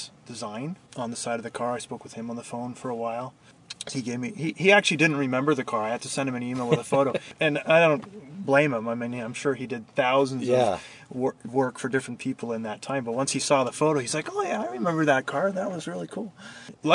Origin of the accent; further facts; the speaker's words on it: Northern California, United States; I'm from SoCal, and or from NorCal